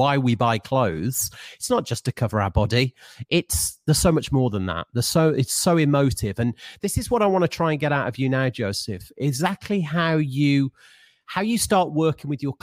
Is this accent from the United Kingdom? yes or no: yes; Birmingham, West Midlands, United Kingdom; I used to work in a really beautiful store in Birmingham, in my hometown in the UK